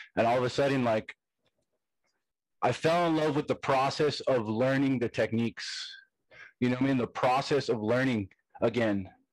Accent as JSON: {"language": "English", "town": "Hesperia", "region": "California", "country": "United States", "said": "I'm from Stony Brook, I'm from Hesperia"}